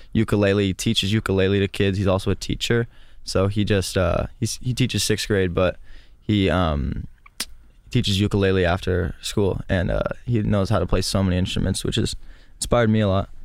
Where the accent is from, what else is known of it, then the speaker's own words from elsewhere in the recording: Stockton, California, United States; The only music that was in my hometown was rap.